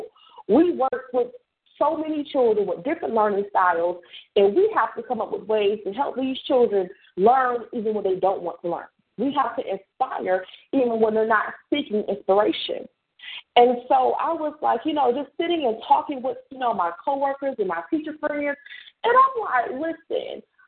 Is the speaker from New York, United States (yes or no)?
yes; New York, United States; I'm a New Yorker identified